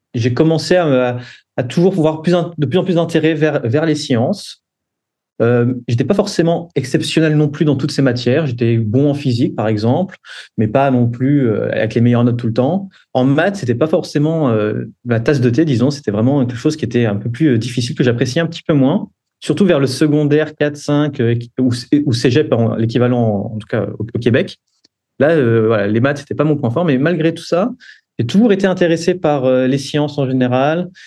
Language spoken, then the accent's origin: French; France; moved away as an adult; also born or lived in Geneva, Switzerland; je suis né en France